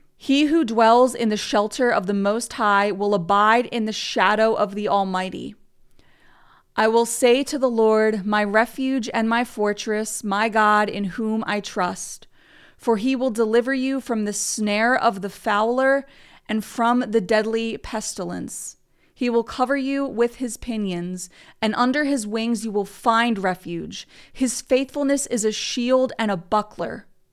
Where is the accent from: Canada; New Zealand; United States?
United States; I'm from America